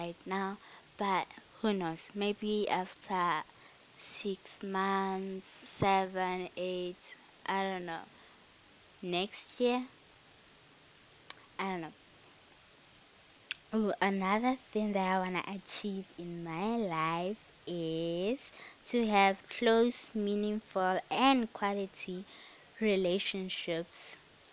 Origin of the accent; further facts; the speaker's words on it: South Africa; I am South African